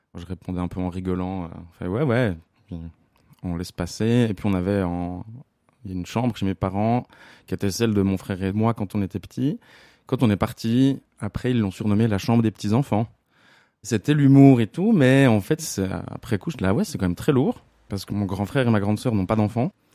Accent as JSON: {"language": "French", "town": "La Chaux-de-Fonds", "region": "Neuchâtel", "country": "Switzerland", "said": "j'ai 36 ans et je viens de La Chaux-de-Fonds."}